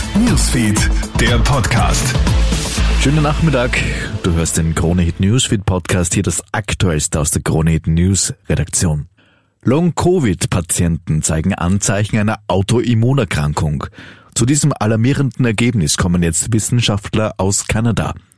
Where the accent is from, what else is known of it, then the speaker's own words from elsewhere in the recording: Austria; bei uns in Österreich